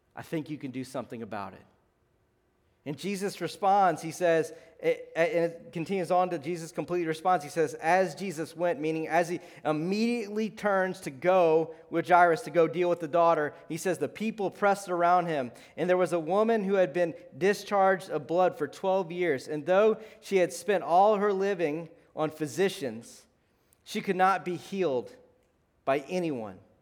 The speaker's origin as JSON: {"language": "English", "region": "South Louisiana", "country": "United States", "moved": "yes", "said": "I'm from South Louisiana."}